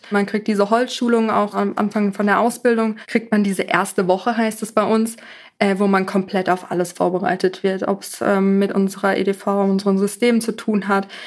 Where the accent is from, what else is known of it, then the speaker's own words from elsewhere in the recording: Bühl, Baden-Württemberg, Germany; Aus Bühl, das ist